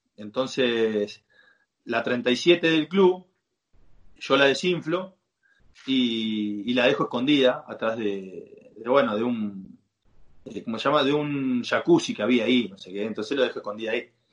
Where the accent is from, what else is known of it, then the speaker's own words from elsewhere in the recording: Argentina; moved away as an adult; now in Saudi Arabia; acá hay muchas costumbres que, en Argentina no tenemos